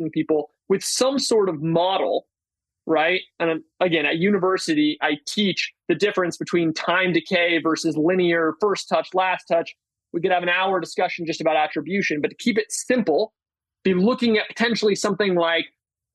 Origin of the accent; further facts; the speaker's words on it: Berkeley, California, United States; I am from Berkeley